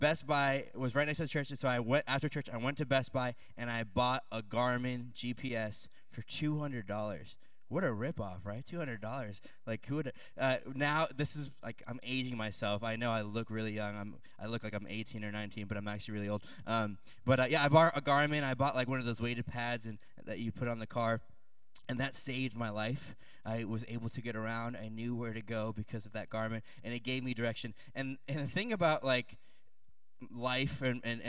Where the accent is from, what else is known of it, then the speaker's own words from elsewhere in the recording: Williamsburg, Virginia, United States; in Williamsburg, Virginia, where I grew up